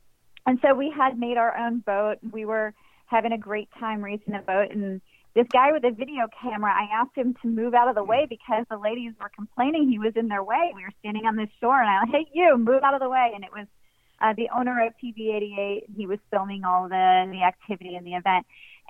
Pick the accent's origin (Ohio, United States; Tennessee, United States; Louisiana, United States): Ohio, United States; moved away as an adult; now in Florida Keys, United States; moved down here in 1999 after graduating from Miami of Ohio in Oxford, Ohio. I grew up in Ohio. And okay. I moved down here as a journalist.